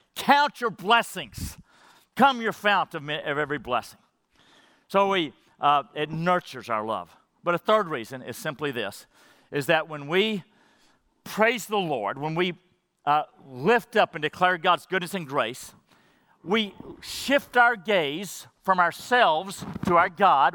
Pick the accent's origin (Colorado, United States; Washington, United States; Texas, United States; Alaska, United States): Texas, United States; Madisonville; I grew up in Madisonville, Texas, where Buc-ee's is, small school